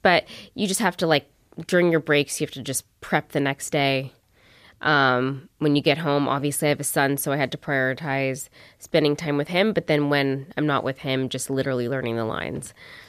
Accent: Ottawa, Ontario, Canada; also born or lived in Palm Springs, United States; I was born in Ottawa, though, and then my mom got a teacher's job, and I went to Palm Springs. And then we came back, I guess, before high school, middle school. Middle school, I came back.

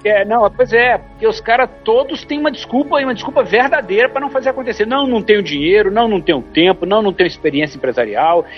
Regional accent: interior of Ceará, Brazil; eu sou do interior do Ceará

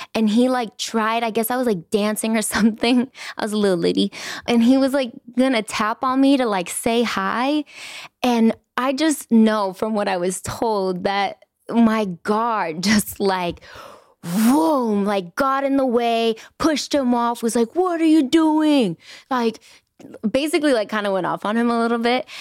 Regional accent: Inglewood, California, United States; I was born and raised in Inglewood

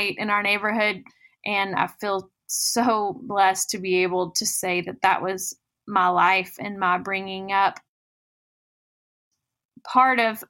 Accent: Goodlettsville, Tennessee, United States; I grew up in Nashville, Tennessee, a little bit north of the city in a town called Goodlettsville

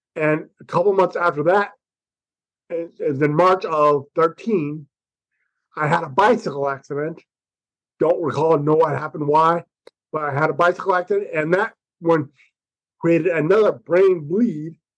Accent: United States; I'm an American

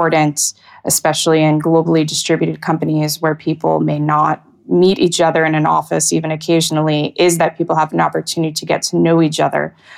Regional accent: United States; moved away as an adult; also born or lived in Europe; I am American and have only lived here full time for just over a year now

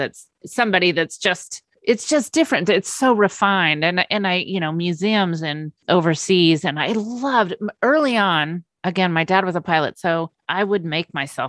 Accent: Napa Valley, California, United States; also born or lived in London; growing up in the Napa Valley

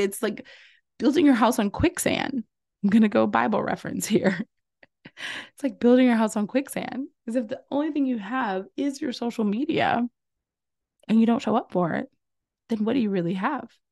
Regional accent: Louisiana, United States; I'm from Louisiana

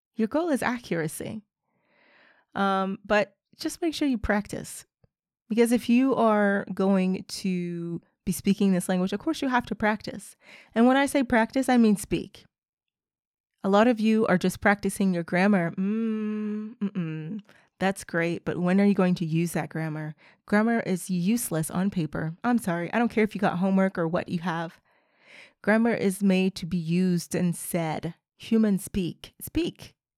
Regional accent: United States; first language English; I am a native speaker, I am from the United States

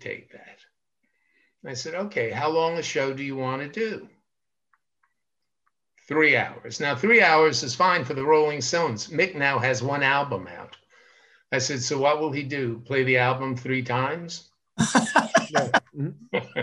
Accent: New York City, New York, United States; I'm from Brooklyn, New York, and I started out in a very tough Italian neighborhood, and fighting in the street was something that we did all the time

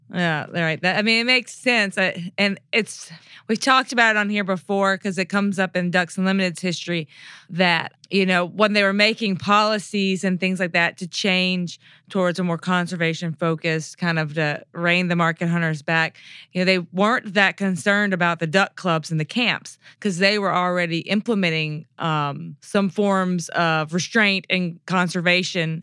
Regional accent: Mississippi, United States; I'm from Mississippi

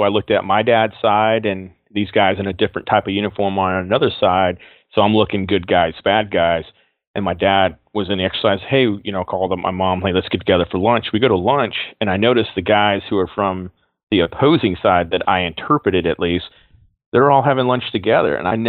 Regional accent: Texas, United States; And then, you know, growing up in Texas, everybody had a truck or a Jeep or something to go off-road it in.

